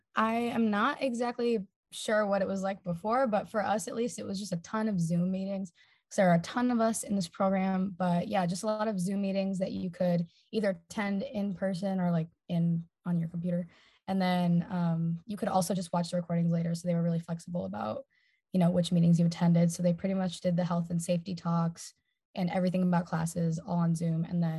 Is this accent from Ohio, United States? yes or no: yes; Toledo, Ohio, United States; moved away; I'm originally from Toledo, Ohio, and I live in Welshpam when I'm not here in London.